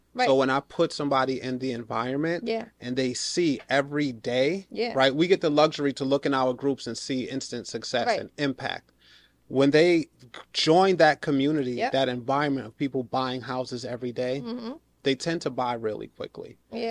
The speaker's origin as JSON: {"language": "English", "region": "New York", "country": "United States", "said": "Right, I'm a New Yorker. That's how we fight."}